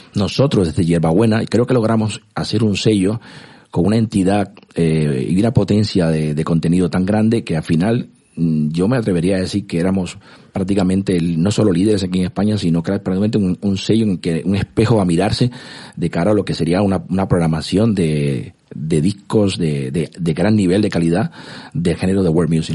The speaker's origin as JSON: {"language": "Spanish", "country": "Cuba", "tie": "born or raised there", "also_born_or_lived": "Moscow, Russia", "moved": "as an adult", "lives_now": "Spain", "said": "yo nací en Cuba, eh, me crié ahí hasta, hasta los 18 años"}